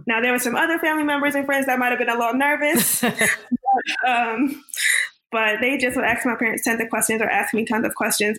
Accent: Orange, New Jersey, United States; now in North Carolina, United States; I grew up in Orange, New Jersey, which is 20 to 30 minutes outside of New York City

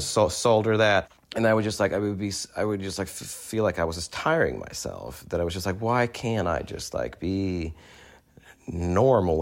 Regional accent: Sweden; moved away as an adult; also born or lived in New York; growing up in Sweden

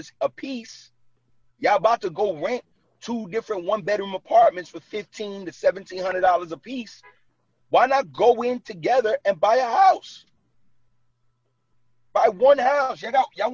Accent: New York City, New York, United States; moved away as an adult; now in New Jersey, United States; I was born and raised in Brooklyn. Like, and I live in Jersey for the last 9 years. I'm still from Brooklyn

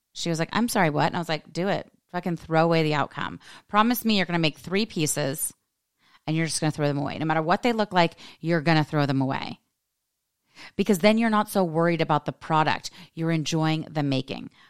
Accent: United States; being an American woman

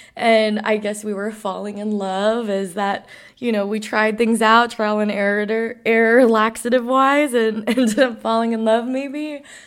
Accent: New York, United States; I grew up around the World Trade Center post nine eleven

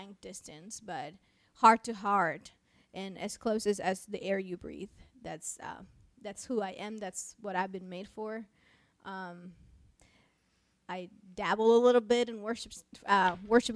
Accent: Mexico; first language Spanish; English is a second language; moved away as an adult; also born or lived in United States; I am originally from Mexico. Born and raised, and I moved to the United States to go to school

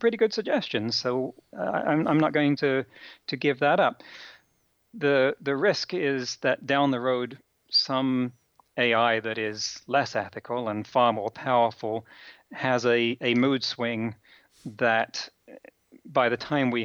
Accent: England, United Kingdom; now in United States; I come from England

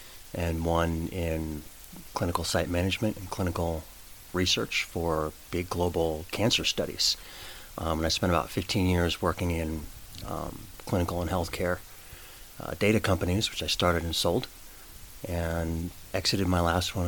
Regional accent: Colorado, United States; moved away as an adult; also born or lived in China; I grew up in Colorado a long time ago.

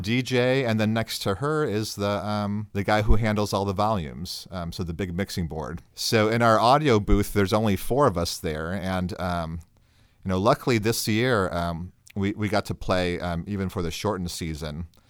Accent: Chicago, Illinois, United States; moved away; I actually grew up in Chicago

